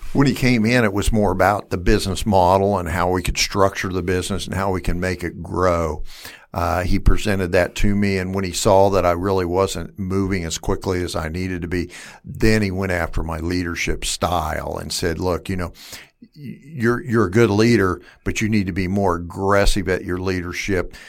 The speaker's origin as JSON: {"language": "English", "town": "Wichita", "region": "Kansas", "country": "United States", "tie": "born or raised there", "said": "I'm from, uh, West Wichita, born and raised here"}